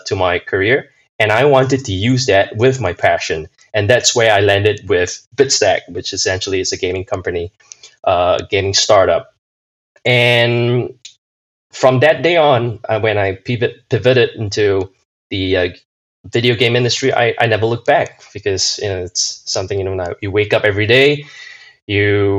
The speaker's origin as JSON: {"language": "English", "country": "Singapore", "also_born_or_lived": "Minnesota, United States / Manchester, United Kingdom", "moved": "yes", "lives_now": "London, United Kingdom", "said": "I'm originally from Singapore"}